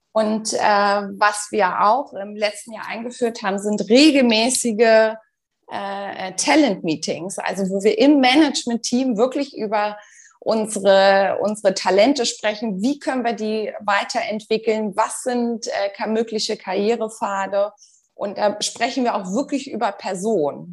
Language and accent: German; Berlin, Germany; moved away as an adult; also born or lived in Dubai; Ich komme ursprünglich aus Berlin, also bin auch wirklich geboren, aufgewachsen, habe äh, dort auch BWL studiert